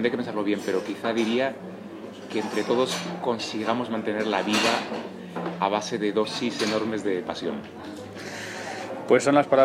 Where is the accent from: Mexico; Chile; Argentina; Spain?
Spain; also born or lived in Germany / United States; estoy feliz viviendo en mi país {S1} y {S0} y realmente estoy viviendo en España porque es donde quiero vivir. Entonces, eh, aunque me encantan muchos países, y he vivido en Alemania, en Estados Unidos